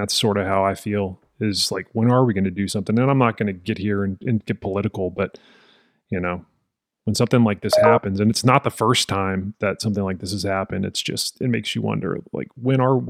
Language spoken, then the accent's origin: English; Texas, United States; just being a Texan